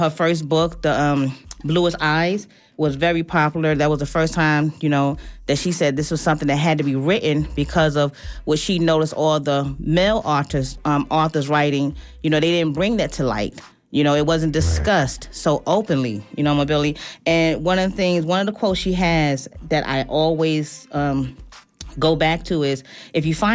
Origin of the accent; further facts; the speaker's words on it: New York City, New York, United States; Bronx, New York. Of course, y'all guys know that's my hometown